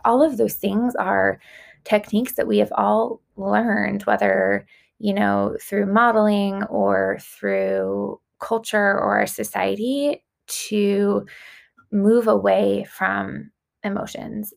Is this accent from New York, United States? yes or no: yes; Long Island, New York, United States; I grew up on Long Island